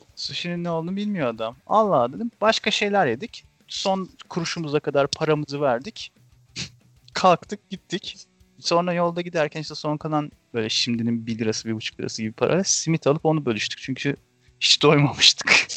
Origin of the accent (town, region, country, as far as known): Ankara, Turkey